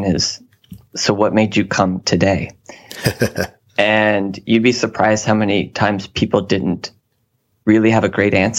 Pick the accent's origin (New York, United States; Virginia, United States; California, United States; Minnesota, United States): Virginia, United States; Newport News; moved away as an adult; also born or lived in Charlottesville, Virginia / Shenandoah Valley, Virginia; I'm from the Hampton Roads area of Virginia, so kind of the peninsula, you know, near the coast, and more specifically in Newport News, Virginia.